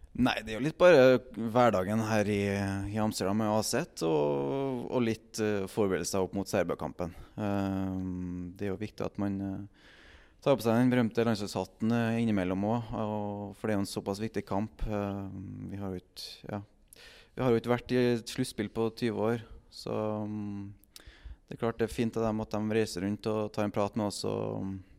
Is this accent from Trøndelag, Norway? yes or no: yes; Trondheim, Trøndelag, Norway; moved away as an adult; Jeg er fra Trondheim